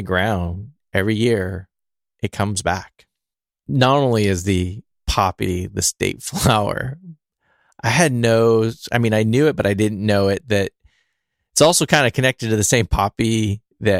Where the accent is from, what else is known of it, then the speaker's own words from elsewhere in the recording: California, United States; I'm a Californian